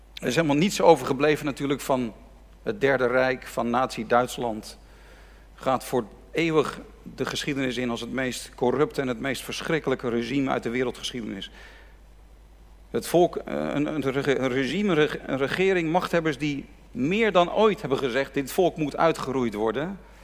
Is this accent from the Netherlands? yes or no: yes; Netherlands; ons land